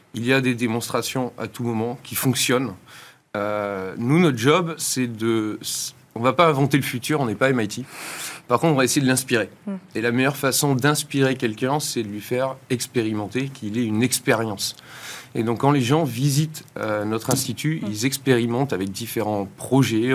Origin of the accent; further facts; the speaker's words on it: France; moved away as an adult; also born or lived in Boston, United States; j'étais ingénieur français hum. et formé dans le modèle très académique français